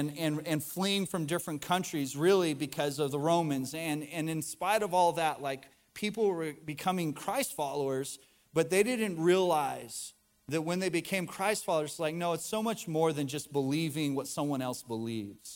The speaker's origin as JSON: {"language": "English", "region": "the South", "country": "United States", "said": "we live in the South, we're from the South, we go to church"}